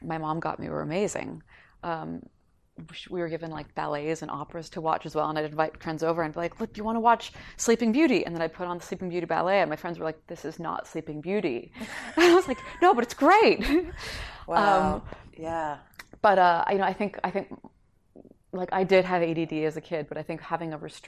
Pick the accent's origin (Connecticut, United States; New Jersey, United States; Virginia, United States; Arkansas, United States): Connecticut, United States; also born or lived in Tokyo, Japan; I lived in Tokyo till I was 6, and then I lived in Connecticut till I was 17